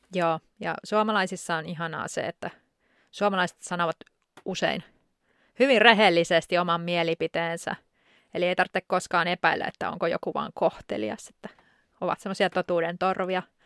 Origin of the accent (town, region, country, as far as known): Finland; also born or lived in Spain